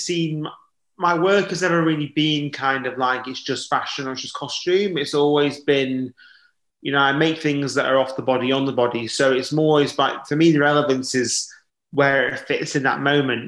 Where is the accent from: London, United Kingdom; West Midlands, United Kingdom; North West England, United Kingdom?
North West England, United Kingdom; Blackpool; moved away; I'm from Blackpool originally.